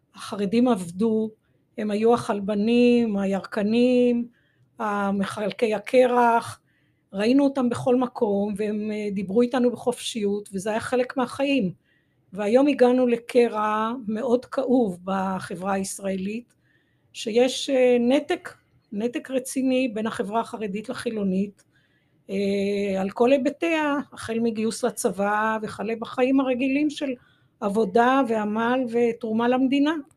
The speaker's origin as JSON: {"language": "Hebrew", "town": "Jerusalem", "region": "Jerusalem District", "country": "Israel", "tie": "born or raised there", "said": "אני דור שלישי בירושלים, נולדתי בשכונת מקור ברוך, וגרתי ו... אה, שם למעשה כל אה, ילדותי עד גיל 18"}